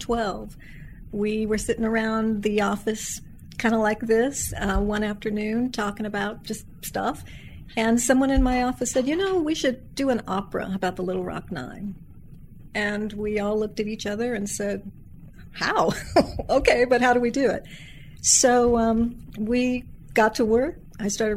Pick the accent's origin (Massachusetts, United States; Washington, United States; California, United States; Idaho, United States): California, United States; Santa Barbara; also born or lived in Lexington, Kentucky / Reading, England; I was born in Lexington, Kentucky, on a technicality, you might say. My dad got his first teaching job at the university there, but I grew up in Santa Barbara, California